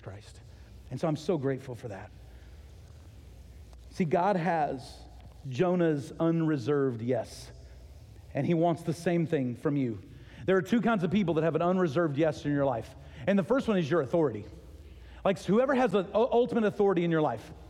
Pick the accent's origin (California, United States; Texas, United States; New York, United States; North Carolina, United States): Texas, United States; moved away as an adult; also born or lived in Ohio; We're from Texas, but we were living in Ohio.